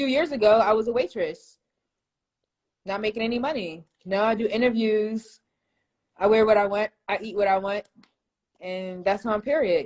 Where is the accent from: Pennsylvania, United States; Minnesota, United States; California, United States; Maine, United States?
Pennsylvania, United States; Philadelphia; now in Atlanta, United States; I'm from Philly.